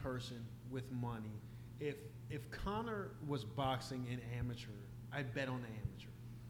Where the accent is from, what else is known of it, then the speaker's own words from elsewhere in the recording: Pittsburgh, Pennsylvania, United States; I'm from Pittsburgh.